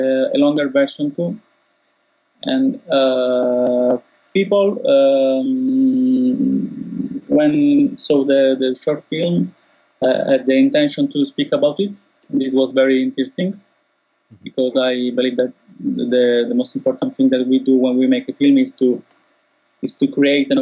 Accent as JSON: {"language": "English", "country": "Italy", "said": "now in Italy"}